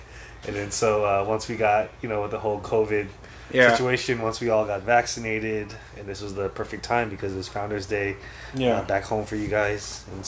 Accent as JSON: {"language": "English", "town": "San Francisco", "region": "California", "country": "United States", "moved": "as an adult", "lives_now": "Oregon, United States", "said": "I'm originally from San Francisco, and then I moved up to Oregon."}